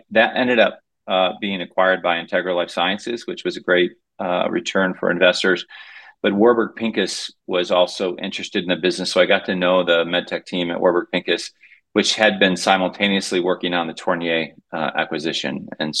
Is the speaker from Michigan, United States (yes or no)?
yes; Kalamazoo, Michigan, United States; I grew up in Kalamazoo, Michigan, of all places